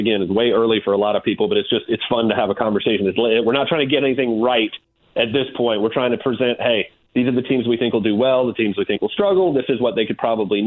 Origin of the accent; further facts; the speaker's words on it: Tampa, Florida, United States; I grew up in Tampa